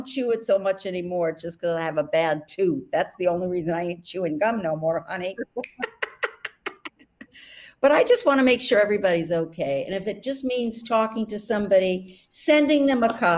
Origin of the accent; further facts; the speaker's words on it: New York City, New York, United States; accent: Brooklyn; my accent, because it's from Brooklyn